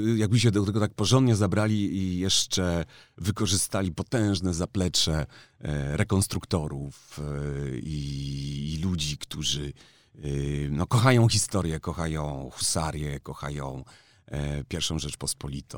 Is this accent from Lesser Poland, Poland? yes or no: yes; Kraków, Lesser Poland, Poland; jestem z Krakowa